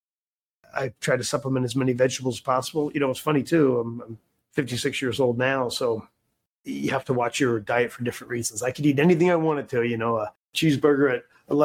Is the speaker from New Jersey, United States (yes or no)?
no; Philadelphia, Pennsylvania, United States; moved away as an adult; also born or lived in Wisconsin; I grew up in Philadelphia